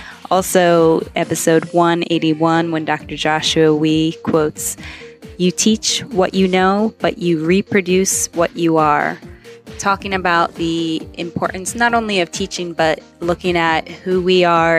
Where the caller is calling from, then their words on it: Cambodia; I'm calling in from Cambodia, where I work as an editor for those weekly show notes.